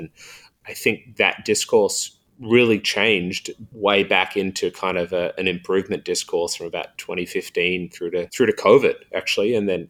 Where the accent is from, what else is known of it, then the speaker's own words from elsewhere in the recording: New South Wales, Australia; But say in my home state of New South Wales here in Australia, we have 2,200 schools.